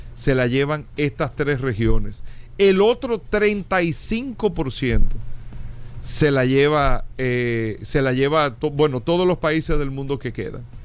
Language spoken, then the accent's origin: Spanish; Dominican Republic; como países como República Dominicana, como el nuestro